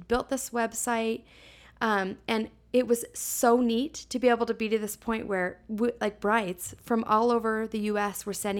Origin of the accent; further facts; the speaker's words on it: Salt Lake City, Utah, United States; So I was born and raised here in Salt Lake.